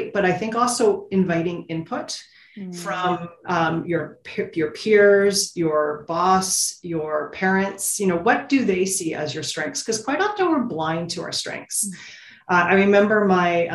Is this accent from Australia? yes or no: no; Ontario, Canada; I grew up in Ontario, you drill a well, it's sweet water